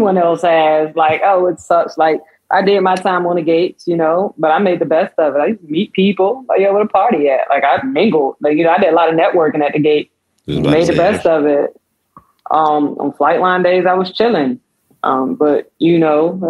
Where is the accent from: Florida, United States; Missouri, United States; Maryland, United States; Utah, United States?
Maryland, United States; the DMV, DC, Prince George's County area; moved away; June will be 14 years from the DMV, DC, PG County area.